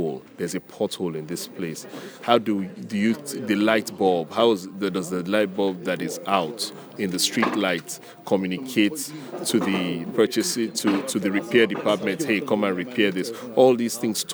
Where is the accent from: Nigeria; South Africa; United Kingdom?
Nigeria; moved away as an adult; also born or lived in United States / Ghana; I grew up in Nigeria.